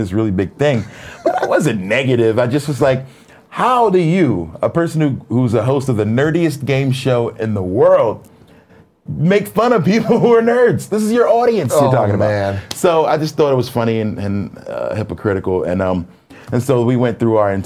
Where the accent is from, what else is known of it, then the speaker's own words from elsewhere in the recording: Philadelphia, Pennsylvania, United States; Philadelphia, my hometown